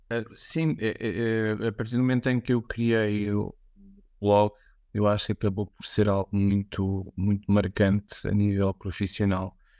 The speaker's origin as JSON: {"language": "Portuguese", "town": "Vimeiro", "region": "Lisbon", "country": "Portugal", "said": "eu sou de, do Vimeiro, da Lourdes, portanto aqui em eh, Lisboa"}